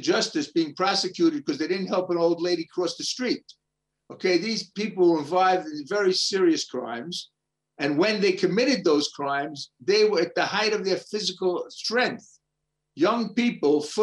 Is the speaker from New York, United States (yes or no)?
yes; New York City, New York, United States; moved away as an adult; now in Israel; my fantasy growing up in Brooklyn, New York, was to be the first Orthodox Jew to play in the NBA